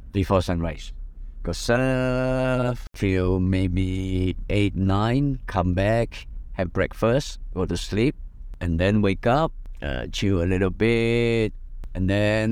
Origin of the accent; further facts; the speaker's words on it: London, United Kingdom; moved away; I was from England, from London